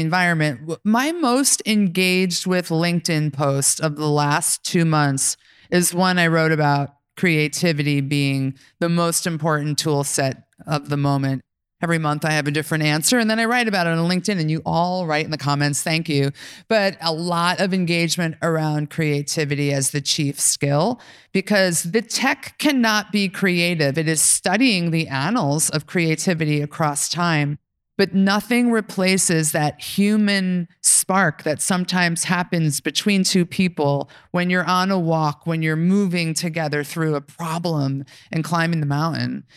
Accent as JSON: {"language": "English", "region": "New York", "country": "United States", "said": "I'm from New York"}